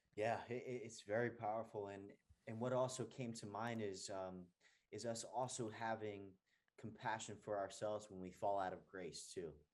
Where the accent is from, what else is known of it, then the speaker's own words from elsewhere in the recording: New Jersey, United States; moved away as an adult; also born or lived in San Diego, California / Venice Beach, California; now in Atlanta, United States; I was born and raised in New Jersey, and I moved to California